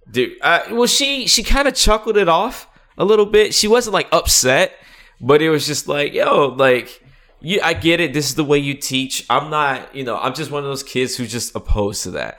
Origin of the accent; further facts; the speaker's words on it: North Carolina, United States; I'm from North Carolina